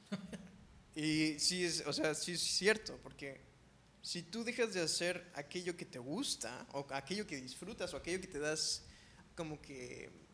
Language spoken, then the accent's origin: Spanish; Ensenada, Baja California, Mexico; now in Cancún, Mexico; Yo soy de Ensenada, Baja California